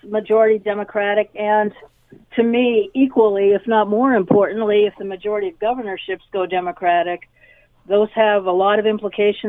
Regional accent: Massachusetts, United States; now in Canada; I come from Massachusetts

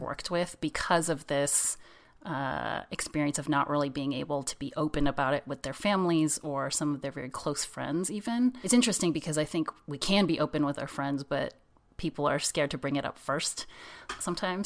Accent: San Jose, California, United States; I grew up in San Jose, in California.

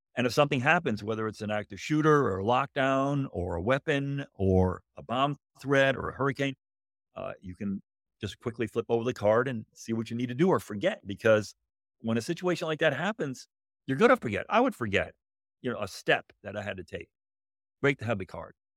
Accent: Connecticut, United States; moved away as an adult; also born or lived in Southern Illinois; I grew up in Connecticut

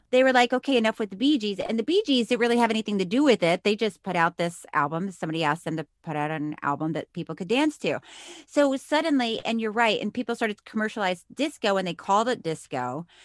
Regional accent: Miami, Florida, United States; I was born in Miami

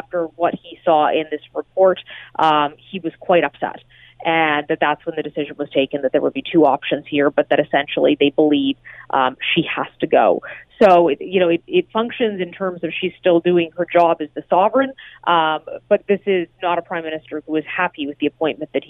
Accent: Alberta, Canada; I'm from Alberta

